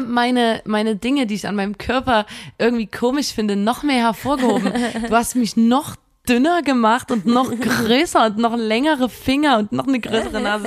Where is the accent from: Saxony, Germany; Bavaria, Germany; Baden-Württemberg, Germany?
Saxony, Germany; Chemnitz; wir sagen in Chemnitz immer